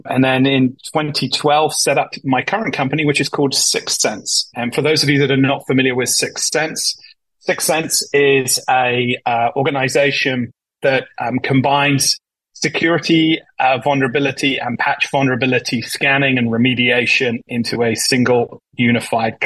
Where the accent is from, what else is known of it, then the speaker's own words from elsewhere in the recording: United Kingdom; moved away as an adult; also born or lived in Boston; now in United States; as you can probably tell from my accent, I'm originally from the UK.